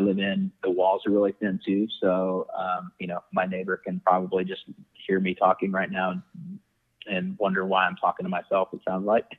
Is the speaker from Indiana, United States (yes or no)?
yes; Indianapolis, Indiana, United States; also born or lived in Dallas, Texas; I'm from Indianapolis, with the exception of living in Dallas for a couple years, um, and then I moved back here